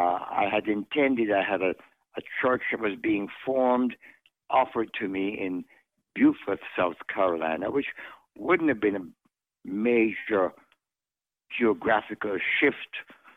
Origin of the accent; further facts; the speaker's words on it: Kingston, Jamaica; moved away; also born or lived in Mandeville, Jamaica / Buffalo, New York; But I was born in the parish of Manchester and the city of Mandeville. But I did have the honor of growing up in Kingston.